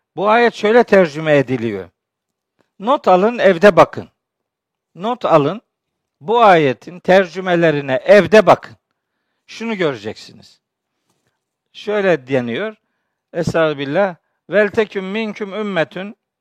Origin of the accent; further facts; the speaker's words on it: Çaykara, Trabzon, Turkey; Ben biliyorsunuz Trabzonluyum, Çaykaralıyım